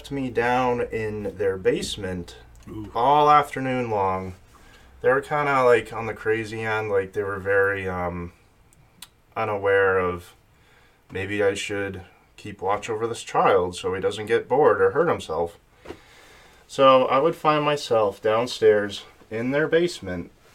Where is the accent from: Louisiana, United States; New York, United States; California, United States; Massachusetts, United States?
Massachusetts, United States; Sterling; I'm from Sterling, Massachusetts